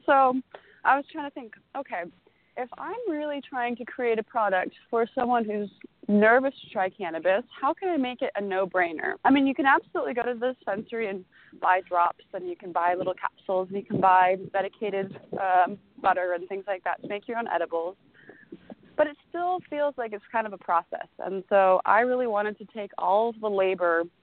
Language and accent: English; Napa Valley, California, United States; I grew up in Napa Valley